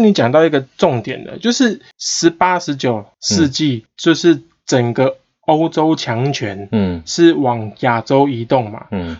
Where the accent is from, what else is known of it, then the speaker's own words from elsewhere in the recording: Taiwan; 我们台湾人